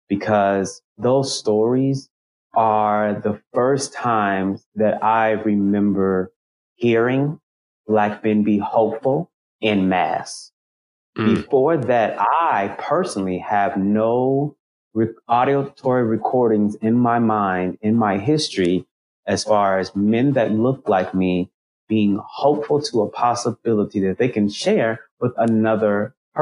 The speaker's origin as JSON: {"language": "English", "town": "Oklahoma City", "region": "Oklahoma", "country": "United States", "tie": "born or raised there", "moved": "as an adult", "said": "growing up in Oklahoma, our biggest thing in Oklahoma City is getting to Dallas."}